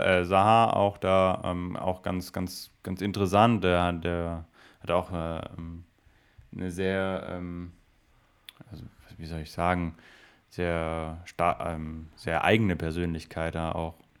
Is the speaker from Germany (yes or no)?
yes; Swabia, Germany; ich bin Schwabe